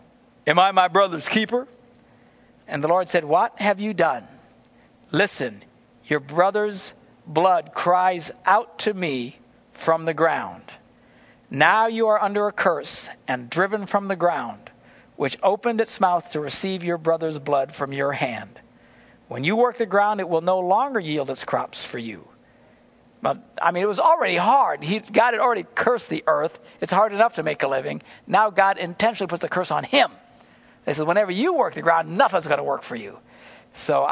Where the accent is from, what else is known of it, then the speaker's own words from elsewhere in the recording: United States; as an American, as just a citizen